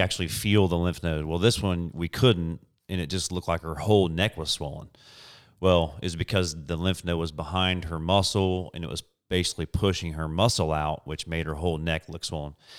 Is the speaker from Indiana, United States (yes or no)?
yes; Indianapolis, Indiana, United States; moved away as an adult; we're both from Indianapolis, Indiana, moved here about